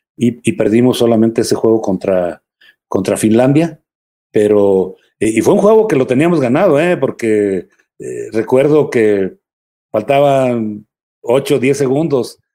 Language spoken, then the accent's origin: Spanish; León, Guanajuato, Mexico; moved away; also born or lived in San Francisco del Rincón, Guanajuato / Mexico City; nací yo acá en, León, pero estoy registrado allá